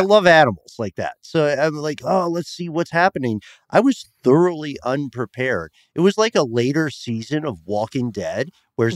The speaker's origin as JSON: {"language": "English", "town": "Atlanta", "region": "Georgia", "country": "United States", "said": "I'm from Atlanta. We all talk to each other constantly"}